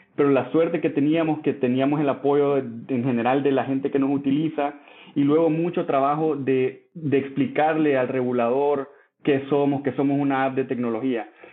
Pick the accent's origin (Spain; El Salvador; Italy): El Salvador; moved away as an adult; also born or lived in France / Mexico; yo soy salvadoreño, nací y crecí en El Salvador